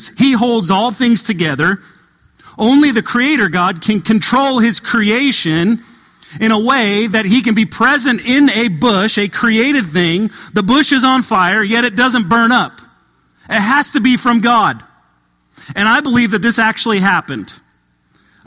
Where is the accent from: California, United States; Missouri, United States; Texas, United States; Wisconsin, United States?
California, United States; Southern; moved away as an adult; now in Kentucky, United States; I didn't grow up in Kentucky. I grew up in Southern California